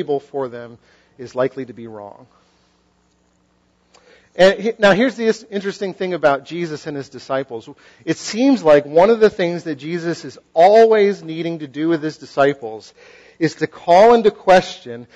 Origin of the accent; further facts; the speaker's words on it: western Massachusetts, United States; moved away; I come from Massachusetts and sort of the western side of the state